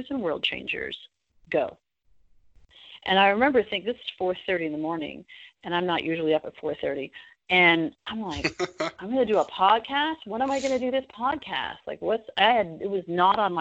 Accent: Toronto, Ontario, Canada; moved away as an adult; now in United States; I moved to the U.S. from Canada. I'm originally from Toronto

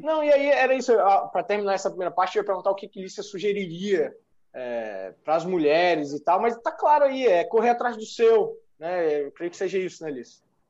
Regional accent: Bahia, Brazil; now in Espírito Santo, Brazil; Eu sou baiano

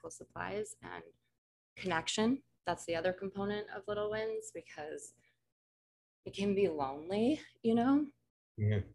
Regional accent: Colorado, United States; Growing up in Colorado

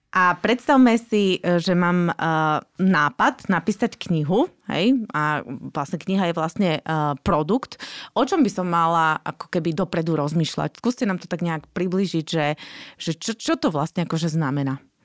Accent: Slovakia; sme my Slováci

